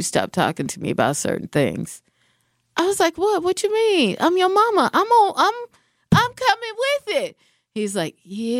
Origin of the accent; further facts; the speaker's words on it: Seattle, Washington, United States; moved away; I'm from the West Coast